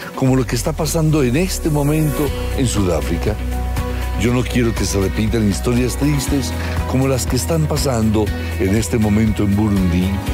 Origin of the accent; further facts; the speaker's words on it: Colombia; Los colombianos hemos vivido décadas